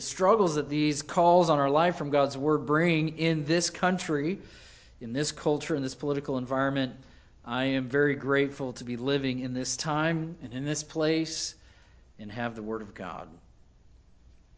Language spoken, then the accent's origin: English; United States; as an American